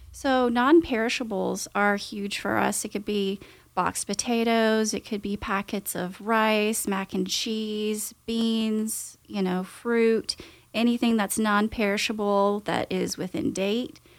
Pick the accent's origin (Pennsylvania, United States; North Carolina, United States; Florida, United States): North Carolina, United States; Winston-Salem; I'm actually from the Winston area